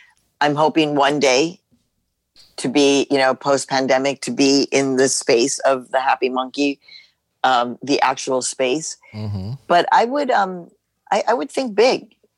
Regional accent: Mexico; now in United States; I was born in Mexico. I'm a proud Mexican woman, immigrant woman. I'm an American citizen now.

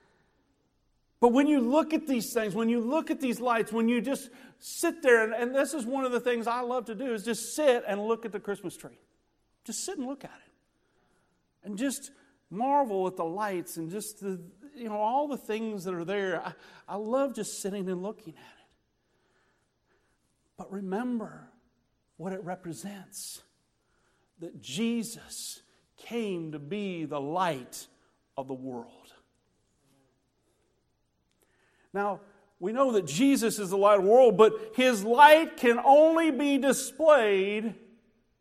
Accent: Illinois, United States; moved away; I grew up in Illinois when I was a kid

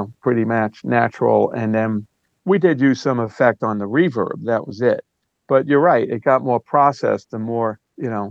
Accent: New York City, New York, United States; I'm from Brooklyn, New York.

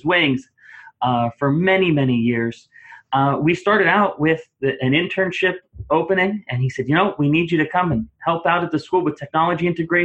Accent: Clearfield, Pennsylvania, United States; I got a job offer in my hometown school district in Clearfield, Pennsylvania

